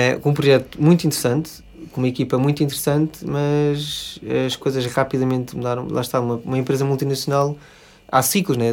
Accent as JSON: {"language": "Portuguese", "region": "Lisbon", "country": "Portugal", "tie": "born or raised there", "said": "sou, sou de Lisboa, uhum. uh, vivi cá a minha vida toda"}